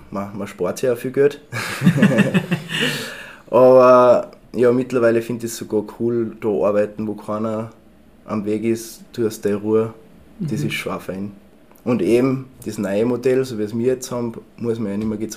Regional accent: Tyrol, Austria; Das, also ich wollte ihnen was typisch Tirolerisches bringen natürlich

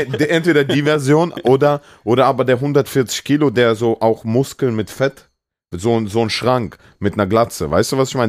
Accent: Germany; also born or lived in Russia; ich wohne seit ich sechs bin hier, fünf, sechs

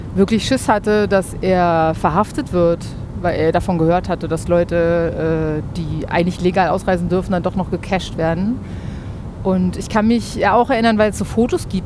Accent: Berlin, Germany; also born or lived in Neustrelitz, Mecklenburg / Spandau, West Berlin; ich bin in Ostberlin geboren, in äh, Berlin-Kaulsdorf

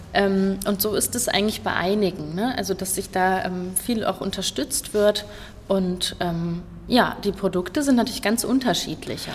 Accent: Kassel, Hesse, Germany; Ich komme hier aus Kassel, ich bin auch tatsächlich immer hier geblieben

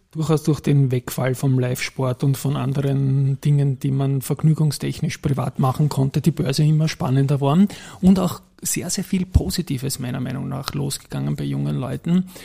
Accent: Styria, Austria; als Steirer bietet sich natürlich an, Andritz und AT&S

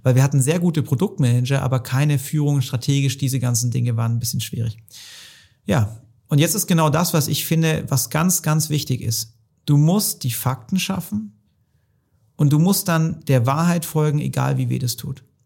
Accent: Hohenlohe, Baden-Württemberg, Germany; im schönen Hohenlohe muss ich jetzt mal auch die, die Kudos geben für meine Heimat

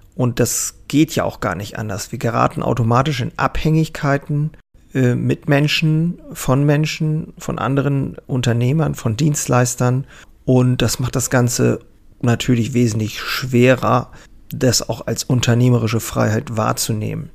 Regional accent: Germany; hier bei uns in Deutschland

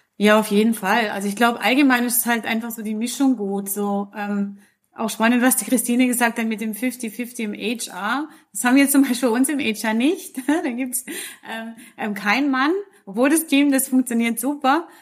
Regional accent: Switzerland; die wir hier bei uns in der Schweiz haben

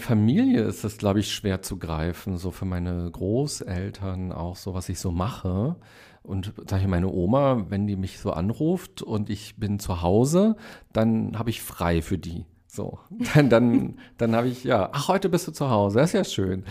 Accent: Berlin, Germany; also born or lived in Hellersdorf, Berlin; Ich bin in Weißensee aufgewachsen

